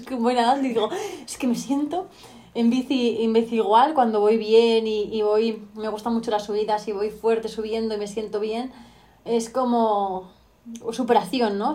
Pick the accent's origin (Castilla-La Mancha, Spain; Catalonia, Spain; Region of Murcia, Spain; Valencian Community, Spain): Castilla-La Mancha, Spain; Talavera de la Reina; also born or lived in Extremadura; soy una chica de Talavera de la Reina, soy manchega, mitad manchega, mitad extremeña